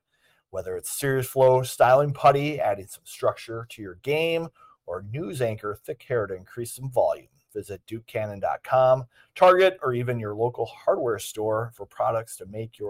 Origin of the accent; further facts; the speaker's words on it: Eden Prairie, Minnesota, United States; also born or lived in Edina; I grew up in Eden Prairie and I grew up in Edina